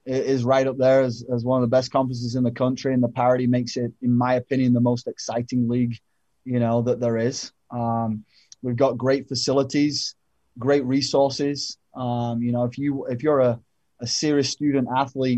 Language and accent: English; England, United Kingdom; moved away; growing up in England